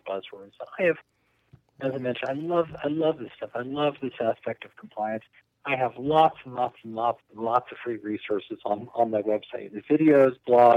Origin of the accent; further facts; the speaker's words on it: the Bay Area, California, United States; moved away as an adult; also born or lived in Boulder, Colorado; now in Colorado, United States; when I was a teenager growing up in the Bay Area and hiking in the Santa Cruz Mountains